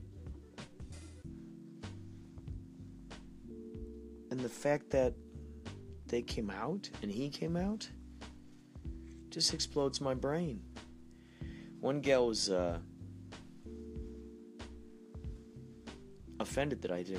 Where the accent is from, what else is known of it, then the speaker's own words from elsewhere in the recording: Carol Stream, Illinois, United States; moved away; my buddy John, who I grew up with in Carroll Stream, Illinois, Chicagoland area, long ago